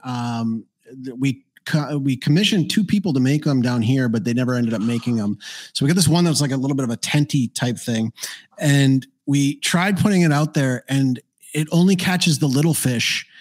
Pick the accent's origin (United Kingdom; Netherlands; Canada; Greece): Canada; moved away as an adult; now in Paraguay; I'm Canadian